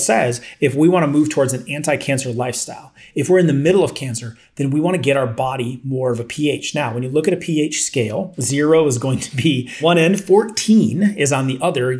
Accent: Iowa, United States; as I grew up a kid in Iowa, I worked a lot of construction

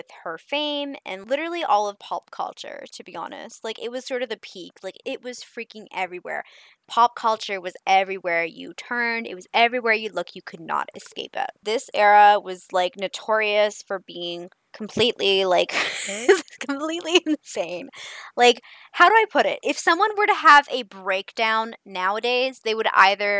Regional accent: Canada; because I'm Canadian

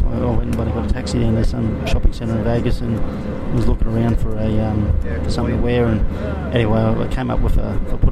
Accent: Brisbane, Queensland, Australia; also born or lived in South Korea; I'm a kid from Nunda, grew up as a battler

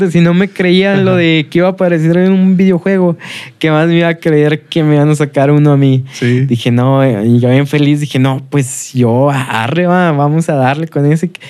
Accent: Saltillo, Coahuila, Mexico; soy de aquí

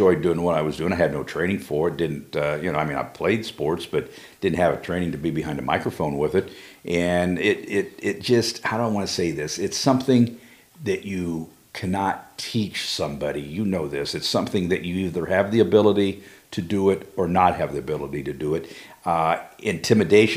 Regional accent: Delphos, Ohio, United States; I was born and raised in Delphus

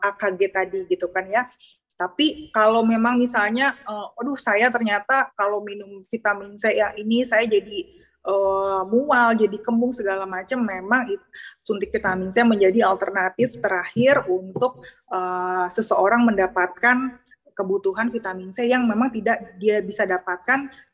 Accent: West Java, Indonesia; apalagi kita orang Sunda makanannya kan uh, lalapannya banyak ya

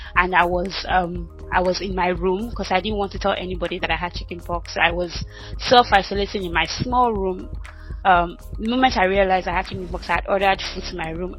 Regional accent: Ibadan, Oyo, Nigeria; moved away as an adult; also born or lived in Ota, Nigeria / Lagos, Nigeria / Lancaster, United Kingdom; now in United Kingdom; I grew up in Ibadan, Alakia in Ibadan, dead village

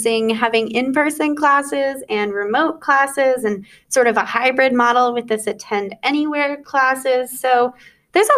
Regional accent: Dallas, Texas, United States; moved away as an adult; now in Portland, United States; I'm from Dallas, Texas

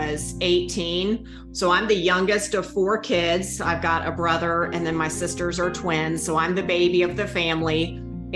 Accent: North Carolina, United States; accent: thick Southern; now in Winston-Salem, United States; I am from North Carolina. I've pretty much lived in the South my whole life, hence the thick accent.

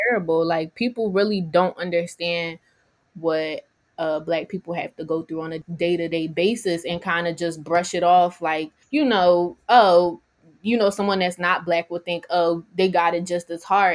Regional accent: Philadelphia, Pennsylvania, United States; I'm from Alney

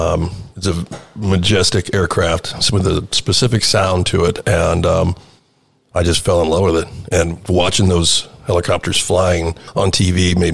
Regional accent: Manteca, California, United States; I born and raised in Manteca, California, and graduated from Manteca High in 1989.

